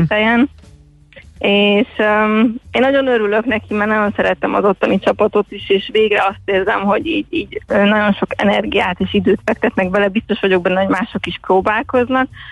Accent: Little Hungarian Plain, Hungary; Kisalföldön nőttem fel

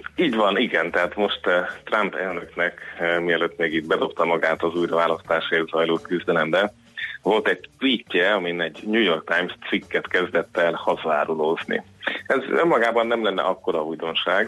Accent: Hungary; számomra magyarként, magyar állampolgárként

